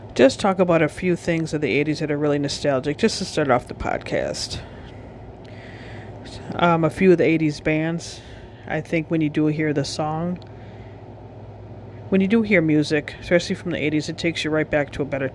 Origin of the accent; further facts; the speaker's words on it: Wisconsin, United States; I am from Wisconsin